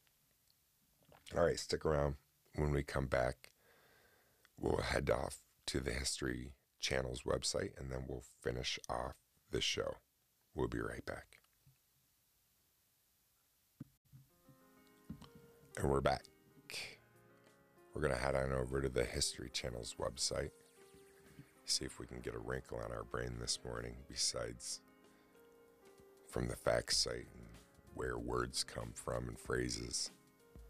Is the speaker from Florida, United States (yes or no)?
no; Oswego, New York, United States; here in my city of Oswego, New York, because a professional hockey player by the name of Eric Cole is from my hometown